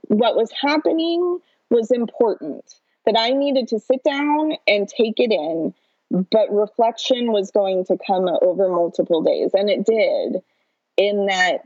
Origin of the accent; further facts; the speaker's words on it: Oklahoma, United States; I grew up in Oklahoma, attended Oklahoma public schools my whole life